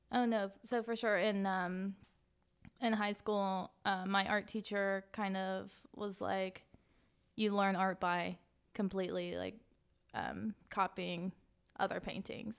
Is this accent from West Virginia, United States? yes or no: yes; Clay County, West Virginia, United States; I grew up on the line between Clay and Kanawha County.